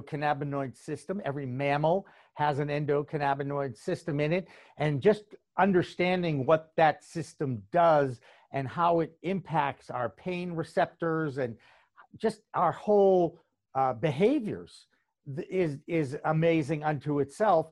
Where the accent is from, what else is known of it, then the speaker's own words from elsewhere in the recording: Boston, Massachusetts, United States; my home state, my native state of Massachusetts